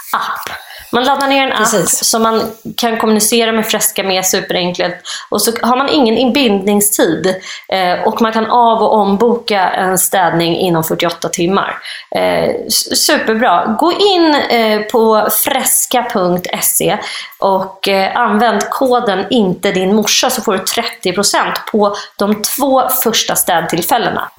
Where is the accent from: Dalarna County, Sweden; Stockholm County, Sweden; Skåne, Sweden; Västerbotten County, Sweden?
Stockholm County, Sweden; Nacka; jag växte upp i Orminge då som ju verkligen är en gammal så här, men sossekommun var ju Nacka då.